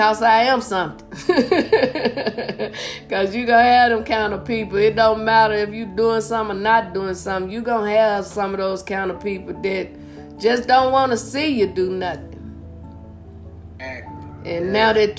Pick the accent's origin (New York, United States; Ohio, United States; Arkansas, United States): Arkansas, United States; Blytheville; moved away; also born or lived in St. Louis / California / Las Vegas; Well, I was born and raised in Arkansas. I'm originally from Blytheville, Arkansas.